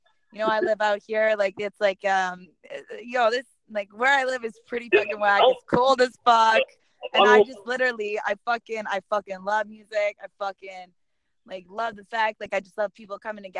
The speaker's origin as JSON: {"language": "English", "country": "Canada", "said": "I'm Canadian"}